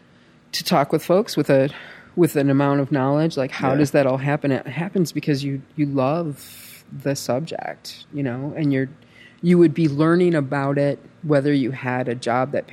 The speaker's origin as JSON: {"language": "English", "region": "Michigan", "country": "United States", "said": "from Michigan."}